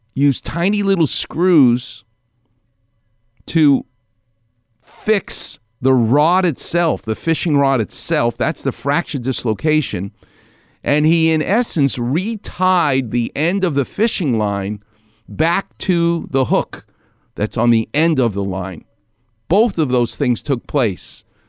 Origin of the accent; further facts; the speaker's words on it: New York, United States; now in Los Angeles, United States; I'm from New York